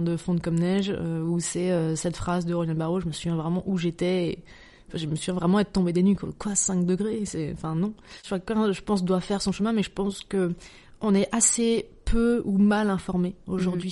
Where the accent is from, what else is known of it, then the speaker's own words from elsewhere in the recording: Dijon, Bourgogne-Franche-Comté, France; je, viens de Dijon, je suis de Bourgogne, je suis très attachée à ma Bourgogne natale